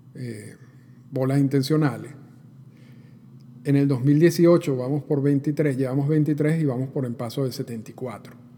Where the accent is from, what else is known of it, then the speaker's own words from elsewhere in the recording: Venezuela; yo soy venezolano